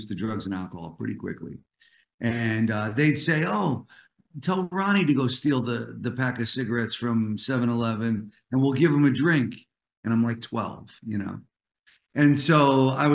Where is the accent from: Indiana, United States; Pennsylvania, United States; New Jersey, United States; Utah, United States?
New Jersey, United States; moved away as an adult; also born or lived in New York; now in Los Angeles, United States; I'm an East Coast guy, New Yorker originally, then New Jersey most of my life.